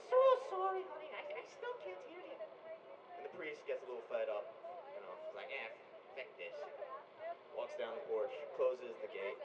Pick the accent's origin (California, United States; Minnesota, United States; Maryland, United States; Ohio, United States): Maryland, United States; Baltimore; from Baltimore